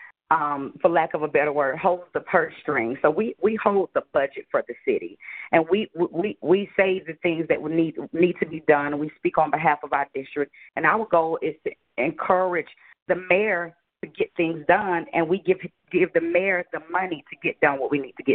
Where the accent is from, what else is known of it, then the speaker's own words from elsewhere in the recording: Atlanta, Georgia, United States; I grew up on Prior Road, which is Carver Homes